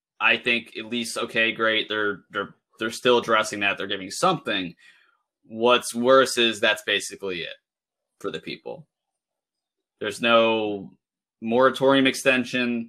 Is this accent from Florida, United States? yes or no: no; Delaware, United States; I'm from Delaware